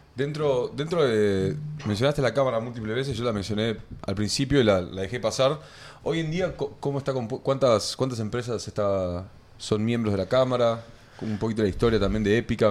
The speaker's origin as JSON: {"language": "Spanish", "country": "Argentina"}